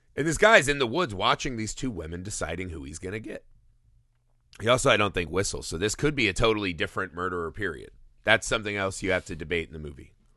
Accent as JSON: {"language": "English", "country": "United States"}